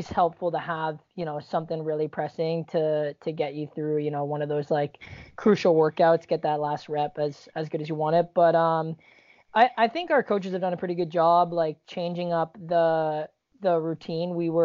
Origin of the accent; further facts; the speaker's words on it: Canada; also born or lived in Virginia; now in United States; I'm Canadian, living in the U.S.